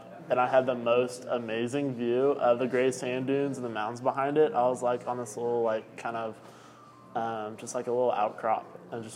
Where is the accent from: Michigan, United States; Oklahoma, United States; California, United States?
Oklahoma, United States; Oklahoma City; I am from Oklahoma City, and I am a photographer